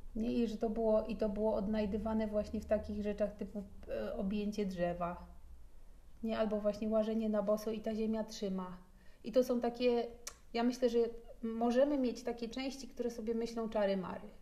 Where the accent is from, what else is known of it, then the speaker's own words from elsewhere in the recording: Podlaskie Voivodeship, Poland; po pierwsze się wychowywałam na Podlasiu i tam się zbudowała moja gigantyczna więź z naturą